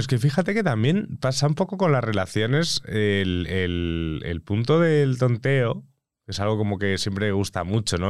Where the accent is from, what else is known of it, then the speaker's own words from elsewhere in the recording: Mallorca, Balearic Islands, Spain; yo soy de Mallorca